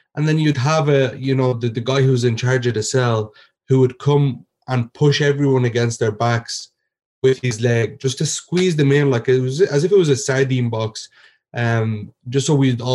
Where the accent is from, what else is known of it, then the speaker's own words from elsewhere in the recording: Ireland; also born or lived in Egypt; I was born and raised in Ireland